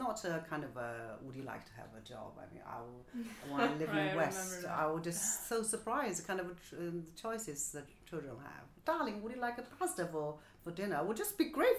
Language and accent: English; Nanjing, Jiangsu, China; English is a second language; now in Beijing, China; So I was born in Nanjing on the banks of Yangtze River. And I grew up in a residential compound which belonged to the factory my mother worked for all her life